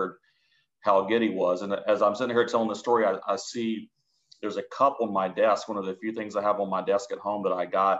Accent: Florence, Alabama, United States; moved away as an adult; also born or lived in Mississippi; now in Atlanta, United States; I grew up in Florence, Alabama, which is a small town up in the northwest part of the state.

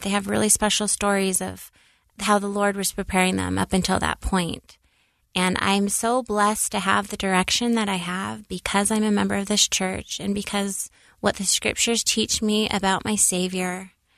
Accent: Seattle, Washington, United States; now in Utah, United States; growing up in Seattle, I was really fortunate to have a lot of religious friends

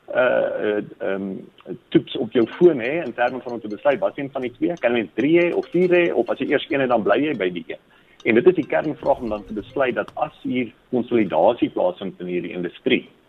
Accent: South Africa; as Suid-Afrikaners

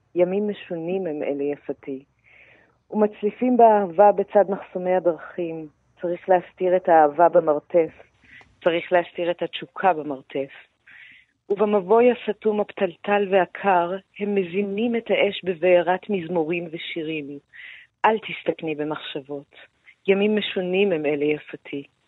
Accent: Iran; now in Israel; כאני האיראנית.

